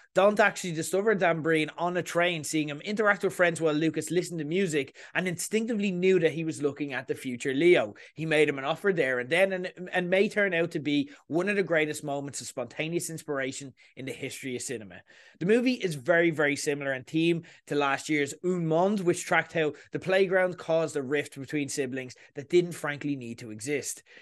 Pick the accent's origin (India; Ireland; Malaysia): Ireland; accent: Irish; you're hearing my accent